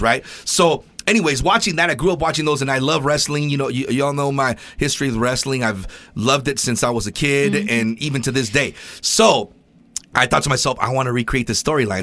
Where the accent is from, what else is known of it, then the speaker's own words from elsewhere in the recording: California, United States; moved away; When I grew up in poverty in California